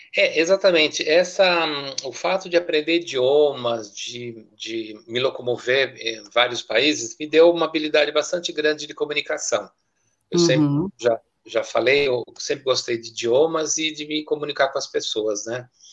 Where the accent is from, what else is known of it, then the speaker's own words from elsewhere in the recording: Brazil; moved away as an adult; also born or lived in Zurich, Switzerland; eu quando saí do Brasil já tinha ah, me formado em italiano